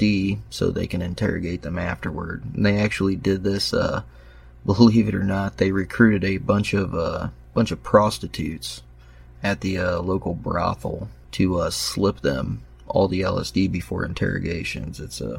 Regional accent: Indiana, United States; my home state of Indiana

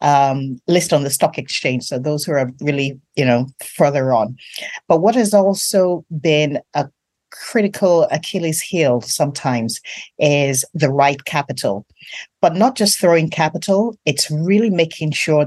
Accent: Nigeria; I'm really from Nigeria

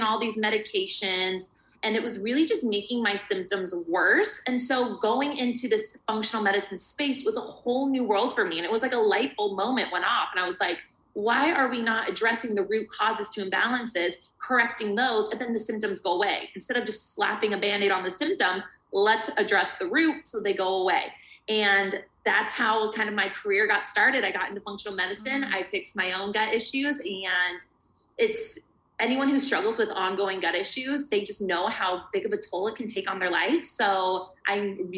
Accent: Arizona, United States; I'm from Arizona, warm, sunny Arizona.

